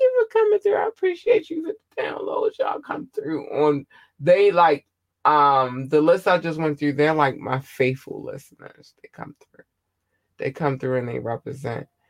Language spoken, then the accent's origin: English; United States; I'm an American